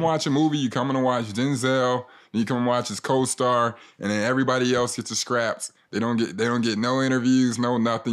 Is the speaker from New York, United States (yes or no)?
no; Philadelphia, Pennsylvania, United States; we're both from Philly